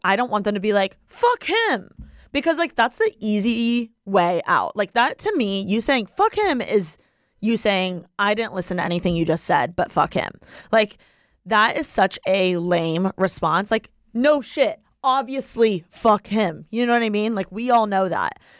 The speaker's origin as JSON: {"language": "English", "region": "Indiana", "country": "United States", "tie": "born or raised there", "said": "if I were in Indiana, like my hometown"}